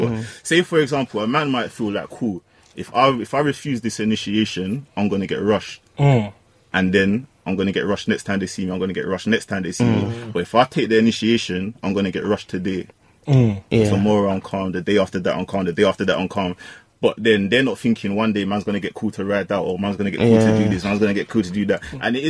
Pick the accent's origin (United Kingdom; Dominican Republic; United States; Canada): United Kingdom; London; So I grew up in North, but I went to school in East.